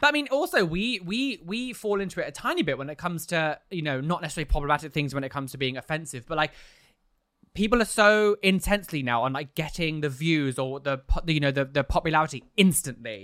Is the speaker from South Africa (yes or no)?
no; London, United Kingdom; as a Londoner